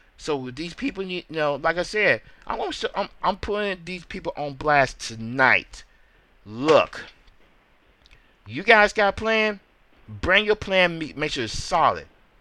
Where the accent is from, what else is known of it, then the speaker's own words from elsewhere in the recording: Memphis, Tennessee, United States; Memphis, my hometown